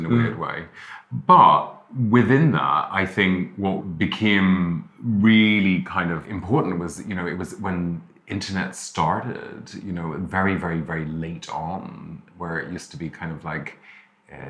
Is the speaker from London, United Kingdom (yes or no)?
no; Derry, Northern Ireland, United Kingdom; I grew up in Derry in the north of Ireland